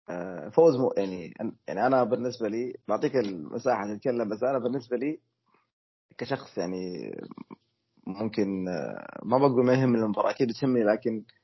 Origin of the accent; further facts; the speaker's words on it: Saudi Arabia; خلينا نبارك لنا احنا كسعوديين اولا وللقياده وللحكومه وللجميع فوزنا باستضافه اكسبو